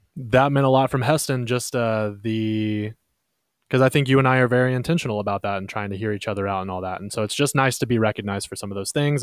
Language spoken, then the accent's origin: English; Texas, United States; we're from Texas